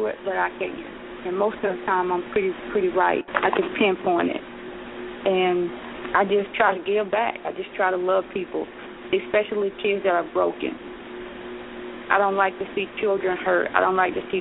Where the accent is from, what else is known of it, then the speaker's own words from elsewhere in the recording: Bainbridge, Georgia, United States; my hometown of Bainbridge, Georgia.